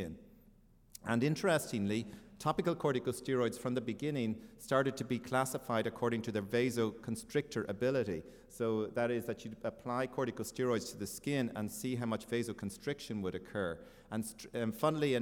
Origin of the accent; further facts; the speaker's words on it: Ireland; moved away; I am from Ireland.